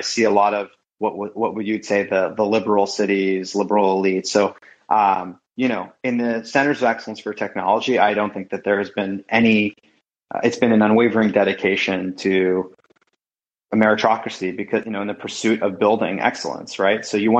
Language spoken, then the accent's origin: English; London, United Kingdom; born there; I was born in London.